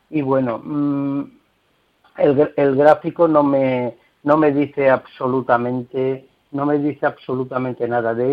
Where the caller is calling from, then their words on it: Seville, Andalusia, Spain; de Sevilla y le preguntaba la analista por Palantir de Estados Unidos.